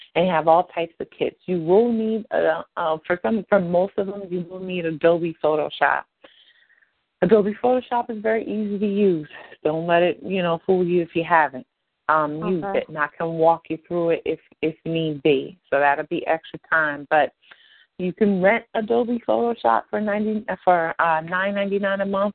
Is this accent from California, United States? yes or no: no; Ocean County, New Jersey, United States; We're both from Ocean County